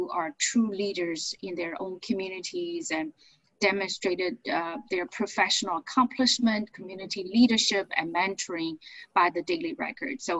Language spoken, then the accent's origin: English; China; now in United States; I was born and raised in China, and of course, have to explain to you and our uh, your audience how I ended up being here uh, as an immigrant, and I think you could relate because we're both immigrants.